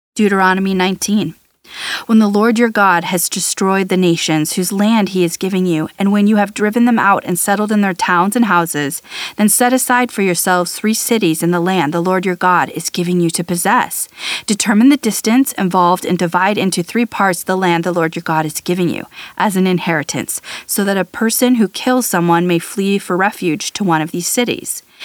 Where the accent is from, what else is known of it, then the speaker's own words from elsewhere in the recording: United States; as an American, I, I grew up in a different kind of thinking related to this.